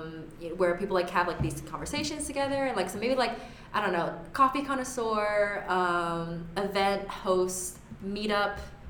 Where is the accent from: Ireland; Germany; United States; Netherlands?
United States; the South; I'm from the South